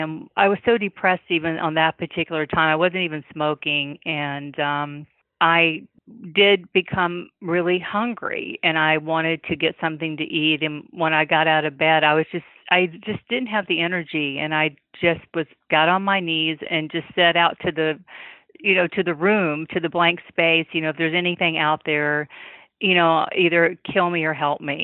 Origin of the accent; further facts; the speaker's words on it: the South, United States; being a Southerner